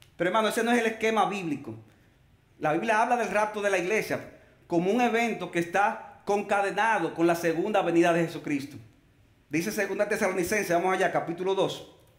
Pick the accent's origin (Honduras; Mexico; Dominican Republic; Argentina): Dominican Republic; Nosotros los cristianos, que seamos dominicanos